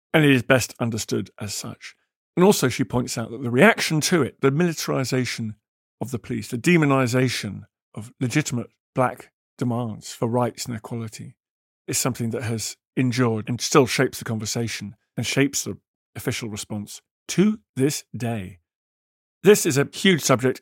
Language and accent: English; United Kingdom; as a Brit